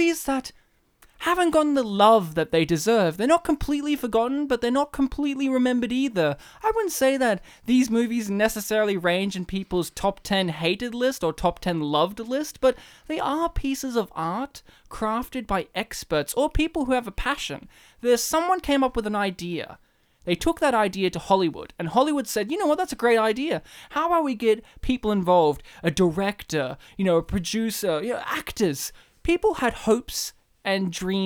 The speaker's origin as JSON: {"language": "English", "country": "Australia", "tie": "born or raised there", "said": "I was born in Australia, didn't get the Polish vernacular down."}